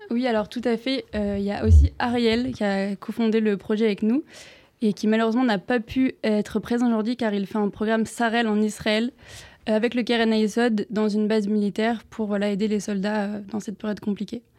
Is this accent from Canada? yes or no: no; Pau, France; moved away as an adult; also born or lived in Bordeaux; now in Paris, France; j'ai grandi à Pau, donc aussi en Provence